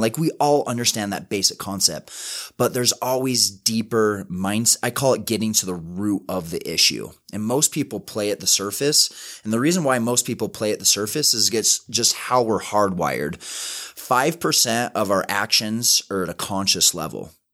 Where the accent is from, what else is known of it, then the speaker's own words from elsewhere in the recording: West Valley City, Utah, United States; I grew up in West Valley City, super small house